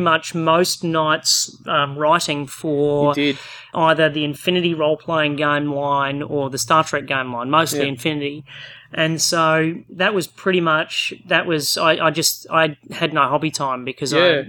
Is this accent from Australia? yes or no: yes; Australia; accent: Australian; we're Australian.